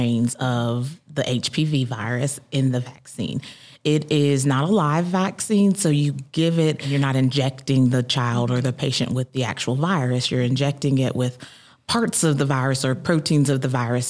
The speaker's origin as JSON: {"language": "English", "town": "Marietta", "region": "Georgia", "country": "United States", "tie": "born or raised there", "also_born_or_lived": "Augusta, Georgia / Tifton, Georgia", "said": "I grew up in Marietta, Georgia, so a little bit north of Atlanta. Born and raised"}